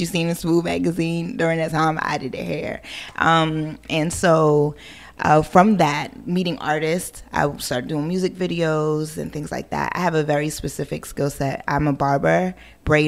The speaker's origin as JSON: {"language": "English", "area": "Hampton Roads", "region": "Virginia", "country": "United States", "tie": "born or raised there", "also_born_or_lived": "Brooklyn, New York / Queens, New York / Harlem, New York", "said": "I grew up in Hampton Roads, Virginia"}